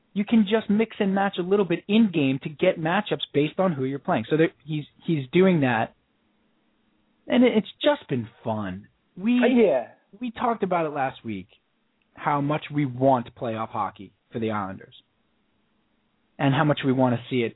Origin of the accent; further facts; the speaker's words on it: United States; we're American